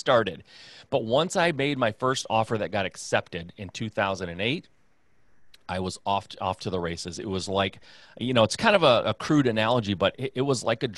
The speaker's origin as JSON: {"language": "English", "region": "Michigan", "country": "United States", "tie": "born or raised there", "said": "Midwest guy, born and raised in Michigan"}